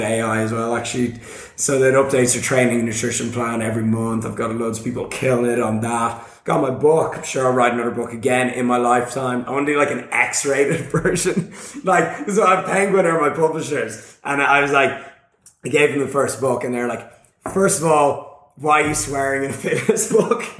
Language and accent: English; Ireland; I'm from Ireland